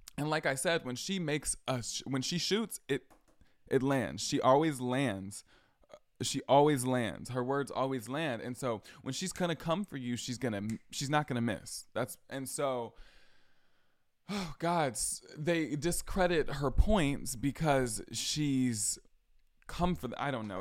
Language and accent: English; Georgia, United States; also born or lived in Boston; I'm from Georgia. I live in Atlanta.